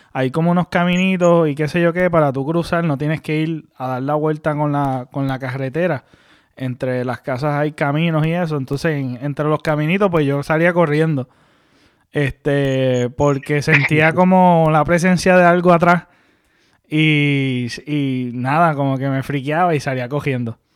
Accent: Mayagüez, Puerto Rico; San José, para lo que me están escuchando, es donde nosotros nos criamos en Mayagüez. Es una urbanización.

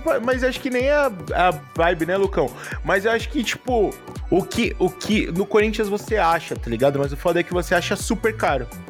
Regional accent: São Paulo, Brazil; A gente é da quebrada lá da ZL

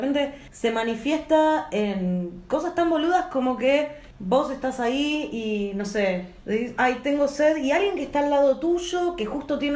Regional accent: Buenos Aires, Argentina; si así es para nosotras que somos porteñas, lo que debe ser volverte del encuentro a Chaco o a Santiago

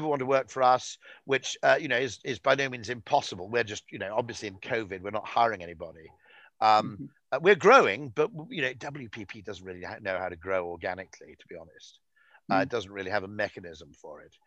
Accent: United Kingdom; as a Brit

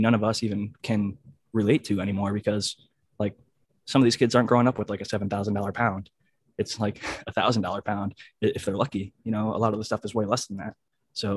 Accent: Midwest, United States; now in California, United States; I grew up in the Midwest

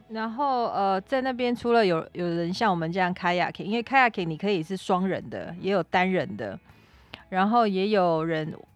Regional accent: Taiwan; 其实我们台湾人很多都长这样子

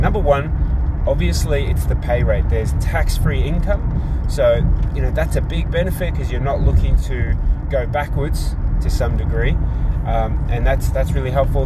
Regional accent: Australia; also born or lived in Tonga; I am born overseas in Tonga. I am raised and educated in Australia

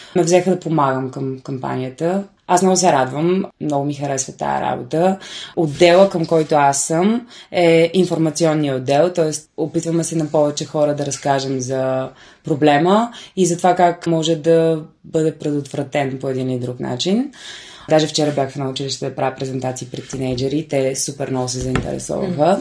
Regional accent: Bulgaria; now in Sofia, Bulgaria; аз съм от Сеноград.

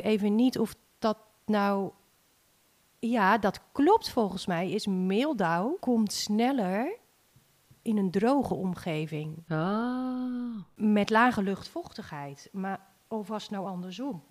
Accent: Sint Annaparochie, Friesland, Netherlands; moved away as an adult; now in Harlingen, Netherlands; Ja, Sint Anna Parochie. Hele mond vol. Dat is ehm, nou, helemaal bovenin, Friesland, het noorden. Mijn ouders wonen daar ook nog, ik ben daar opgegroeid.

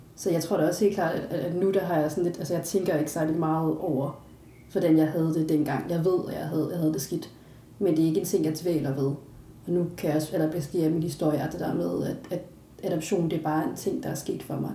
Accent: Denmark

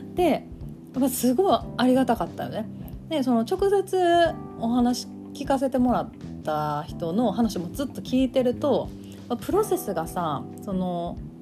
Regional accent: Kansai, Japan; accent: Kansai-ben

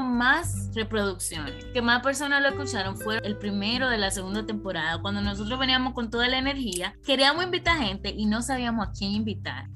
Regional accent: Dominican Republic; moved away as an adult; also born or lived in Santo Domingo / England; now in United States; en RD, of course, porque somos de allá

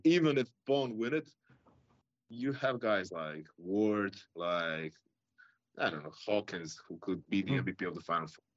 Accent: Croatia; we're from Croatia, both of us

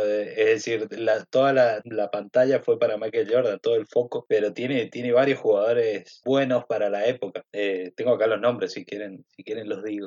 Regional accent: Mendoza, Argentina; soy mendocino. Nací

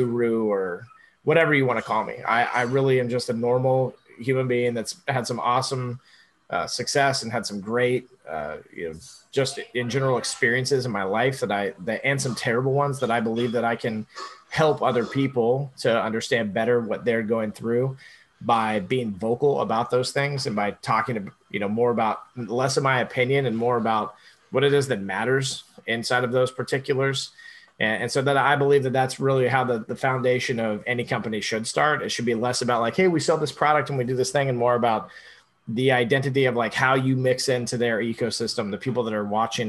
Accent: Orlando, Florida, United States; Born and raised in Orlando, by the way. So I am a true Floridian

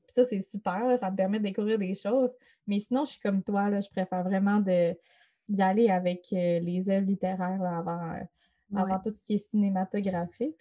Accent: Chicoutimi, Quebec, Canada; ça se passe euh, dans ma ville natale

